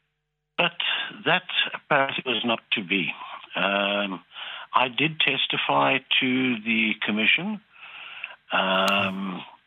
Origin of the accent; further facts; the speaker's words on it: South Africa; also born or lived in Castlepollard, County Westmeath, Ireland; Growing up in South Africa